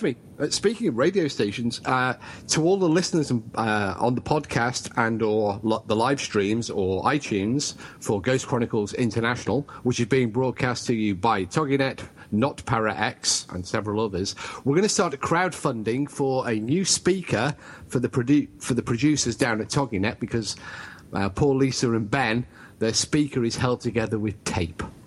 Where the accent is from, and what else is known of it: United Kingdom